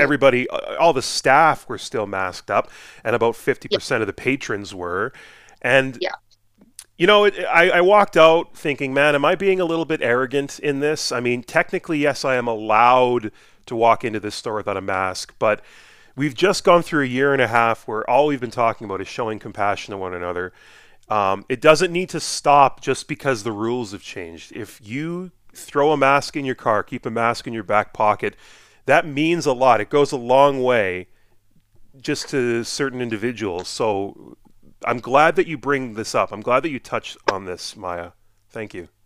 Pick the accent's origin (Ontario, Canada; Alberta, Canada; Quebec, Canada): Alberta, Canada; Edmonton; moved away as an adult; now in Fort McMurray, Canada; I grew up in Edmonton